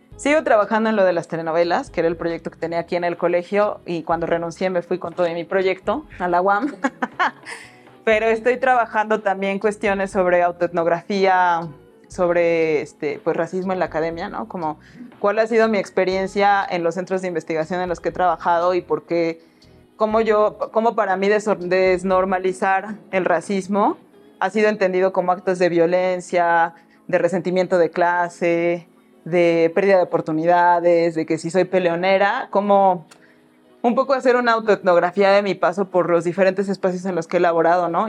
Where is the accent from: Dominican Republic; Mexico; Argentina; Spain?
Mexico; vengo de Villajuapa